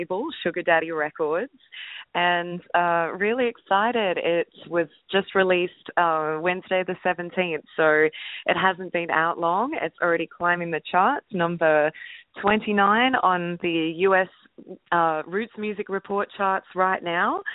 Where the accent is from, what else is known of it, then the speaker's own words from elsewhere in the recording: Australia; now in Florida, United States; coming originally from Australia